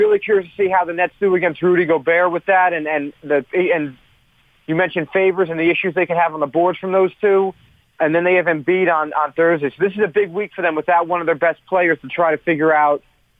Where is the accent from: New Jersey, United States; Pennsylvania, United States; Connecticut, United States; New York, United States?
New Jersey, United States; Westfield; I was born in Summit, New Jersey, and I have grown up in Union County my whole life, Westfield. And I went to high school in Middlesex.